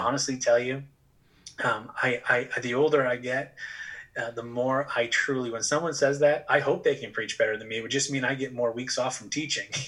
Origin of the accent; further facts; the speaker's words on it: southern New Hampshire, United States; also born or lived in Texas / Massachusetts; my parents found themselves in southern New Hampshire, right over the border in Massachusetts of Massachusetts, and pretty much spent most of my life growing up right there